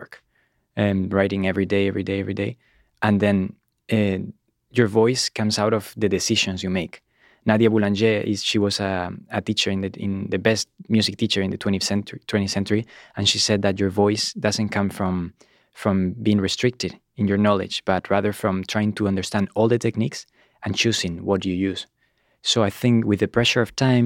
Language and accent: English; Granada, Andalusia, Spain; moved away as an adult; also born or lived in Berkeley; now in Los Angeles, United States; I grew up in Spain, in Granada